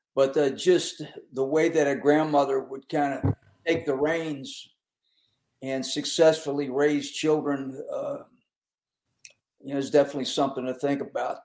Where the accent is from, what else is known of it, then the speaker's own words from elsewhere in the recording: Pittsburgh, Pennsylvania, United States; I grew up in Western Pennsylvania